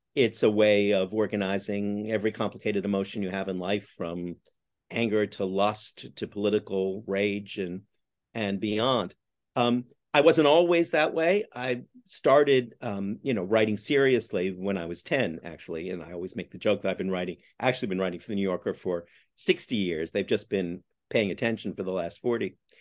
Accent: Canada; now in New York, United States; I'm Canadian by origin

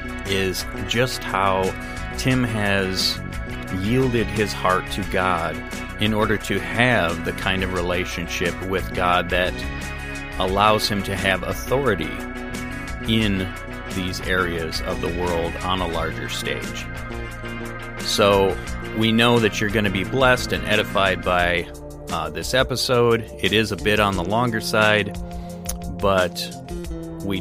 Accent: Wisconsin, United States; Luke and I grew up in Wisconsin

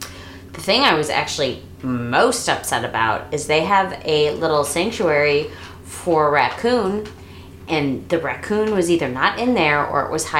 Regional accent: St. Louis, Missouri, United States; I'm from St. Louis.

